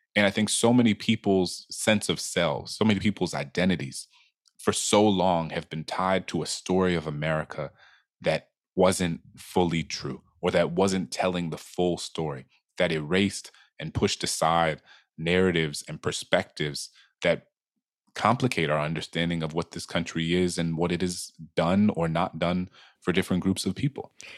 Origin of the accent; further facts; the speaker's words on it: New Orleans, Louisiana, United States; my hometown, New Orleans